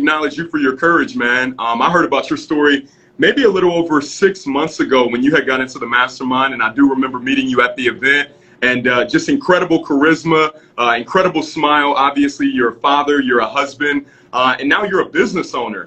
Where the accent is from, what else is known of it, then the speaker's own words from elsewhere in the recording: Cleveland, Ohio, United States; I was born in Cleveland, Ohio